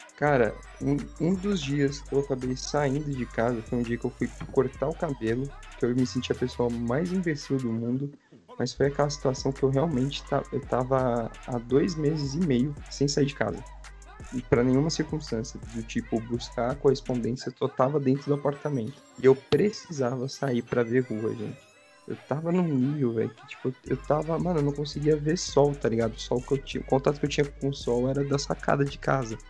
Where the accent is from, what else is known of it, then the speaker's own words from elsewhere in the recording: São Paulo, Brazil; eu sou da Zona Leste